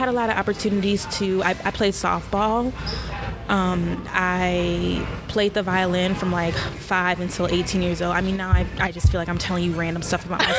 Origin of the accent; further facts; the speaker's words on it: Williamsville, New York, United States; also born or lived in Long Beach, California; I didn't actually grow up in the city of Buffalo. I grew up in a suburb right outside, like 10 minutes away, called Williamsville.